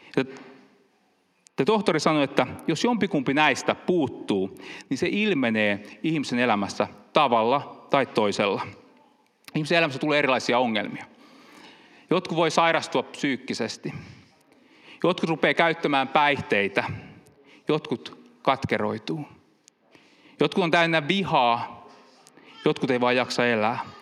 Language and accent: Finnish; Finland; also born or lived in Helsinki; now in Pori, Finland; Meillä päin, kun mä oon kiihneviltä kotoisin